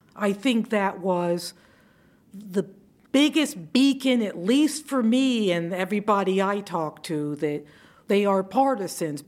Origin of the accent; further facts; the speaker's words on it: Savannah, Georgia, United States; we're from Savannah